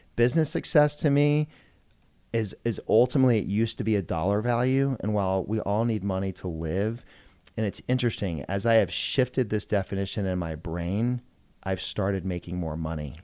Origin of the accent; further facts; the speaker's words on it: Georgia, United States; also born or lived in Macon, Georgia / Atlanta, Georgia; I grew up in a small town in Georgia. Macon, Georgia is where I was born